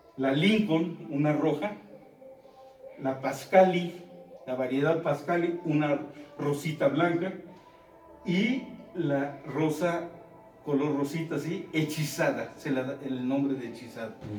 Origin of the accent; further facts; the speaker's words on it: Mexico; siendo mexicanos, siendo de la región